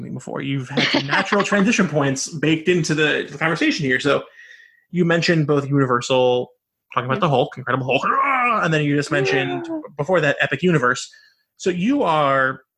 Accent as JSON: {"language": "English", "region": "the South", "country": "United States", "tie": "born or raised there", "said": "I grew up in the South and I say, y'all"}